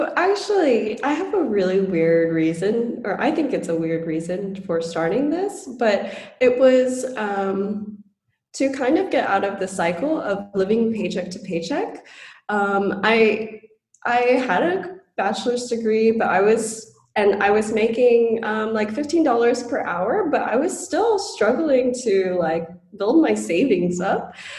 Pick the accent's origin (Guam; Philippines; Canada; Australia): Guam; moved away; also born or lived in Hawaii / Colorado / Tennessee; I was born and raised on Guam, and then in 2002 a typhoon hit, and my mom was basically like, okay, I'm moving to the US, are you coming with me?